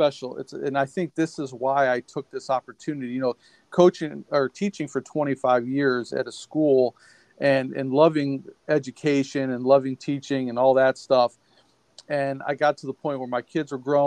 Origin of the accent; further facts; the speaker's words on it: Cleveland, Ohio, United States; I am from Ohio. I grew up in Cleveland, Ohio